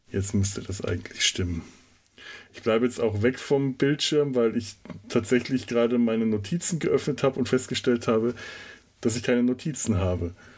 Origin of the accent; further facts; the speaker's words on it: Franconia, Bavaria, Germany; bei uns in Franken